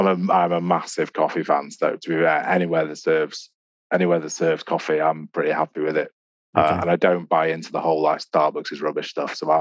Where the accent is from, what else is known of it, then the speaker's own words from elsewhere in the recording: Wilmslow, North West England, United Kingdom; also born or lived in Stockport / Manchester; I was born in Wilmslow. Well, grew up in Wilmslow. Went to school in Stockport.